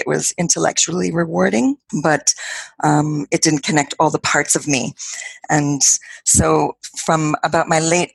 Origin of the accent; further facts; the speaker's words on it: New York City, New York, United States; accent: American; moved away as an adult; now in Galway, Ireland; I am originally from New York City, so I have made my home in Ireland. I've lived here for about half my life